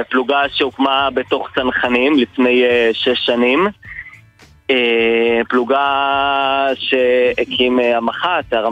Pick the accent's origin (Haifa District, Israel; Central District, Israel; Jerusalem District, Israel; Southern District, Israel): Jerusalem District, Israel; Jerusalem; אני בשונה גדלתי ונולדתי בירושלים, בשכונה חרדית, שפחות אה, תמכו, המשפחה והקהילה פחות תמכו בגיוס לצה"ל